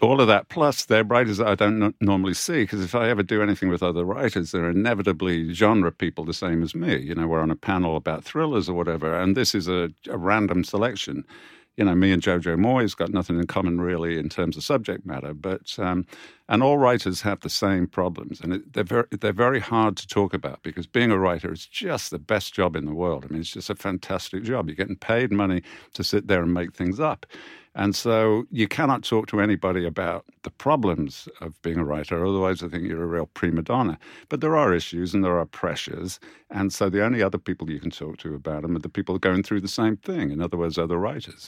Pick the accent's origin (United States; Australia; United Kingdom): United Kingdom; we as British authors